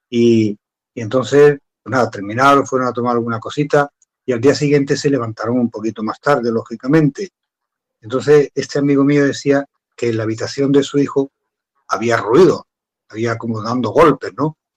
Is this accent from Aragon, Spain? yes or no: no; Andalusia, Spain; esto me pasó aquí ya en mi tierra, aquí en Andalucía